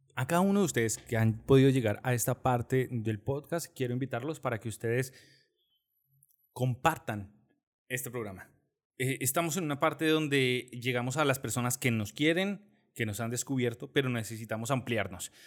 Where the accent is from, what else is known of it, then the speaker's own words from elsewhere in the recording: Bogotá, Colombia; nosotros como buenos cachacos